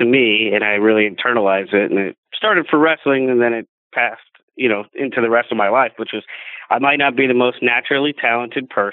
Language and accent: English; Indianapolis, Indiana, United States; moved away; also born or lived in Hollywood; I grew up in Indianapolis, Indiana, so I'm a racing fan